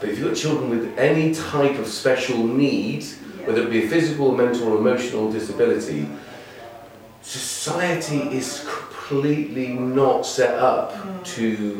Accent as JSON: {"language": "English", "region": "Yorkshire and the Humber", "country": "United Kingdom", "tie": "born there", "said": "I just said I was born in East Yorkshire."}